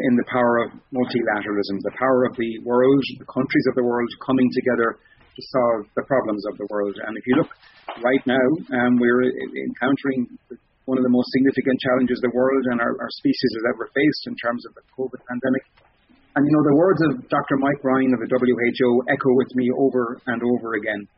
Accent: Ireland; growing up in Ireland

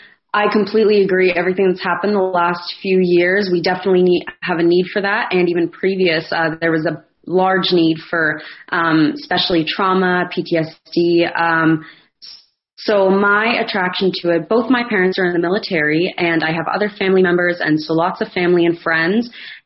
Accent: Barrie, Ontario, Canada; now in Ottawa, Canada; I'm from just north of Toronto, about an hour north. I'm an Irish dancer

